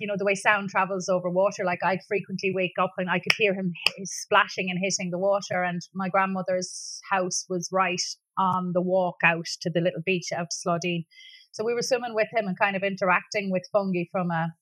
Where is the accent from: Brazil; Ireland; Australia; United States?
Ireland; Dingle, Munster; also born or lived in Dublin; I grew up in Dingle in the 80s, really, as a child